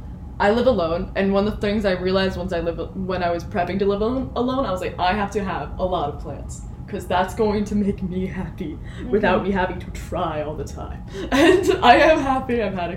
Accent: Middletown, United States; I'm from a city called Middletown. It is as boring as it sounds.

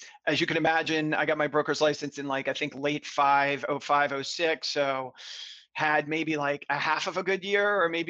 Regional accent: Florida, United States; moved away as an adult; also born or lived in upstate New York / Los Angeles, California; now in Brooklyn, United States; I'm originally from Florida

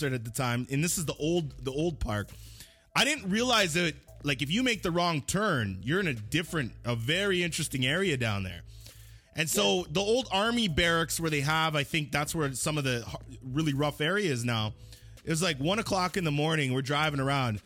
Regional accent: Canada; I'm not from the States, but I've spent time in the States, but I'm from Canada

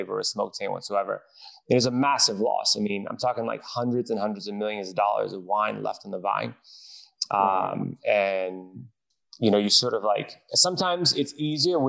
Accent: Washington, District of Columbia, United States; I was born and raised in DC, more specifically Southeast DC

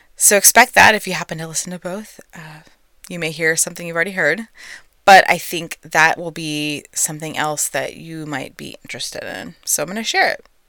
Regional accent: Texas, United States; I'm a native-born Texan

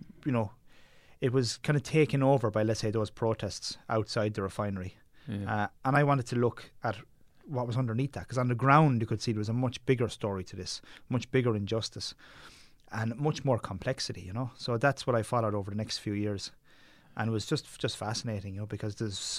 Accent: Munster, Ireland; Well, growing up in Tipperary, we were surrounded by the mountains.

